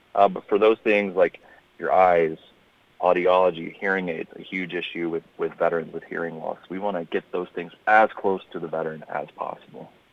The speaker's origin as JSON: {"language": "English", "town": "Memphis", "region": "Tennessee", "country": "United States", "tie": "born or raised there", "moved": "as an adult", "said": "I grew up in uh, in Tennessee. I grew up in Memphis"}